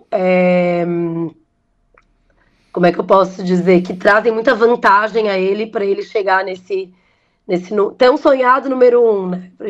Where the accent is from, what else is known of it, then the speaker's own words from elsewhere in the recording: Brazil; Como brasileiro, a gente acaba torcendo para isso, né?